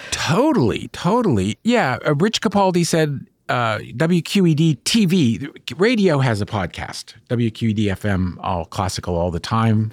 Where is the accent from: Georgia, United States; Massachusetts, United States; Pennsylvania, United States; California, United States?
Pennsylvania, United States; Bethel Park; moved away; I grew up in Bethel Park